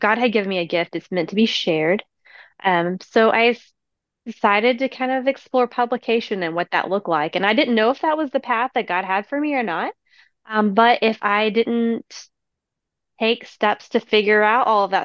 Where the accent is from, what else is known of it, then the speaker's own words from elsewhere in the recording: East Tennessee, United States; I am from East Tennessee.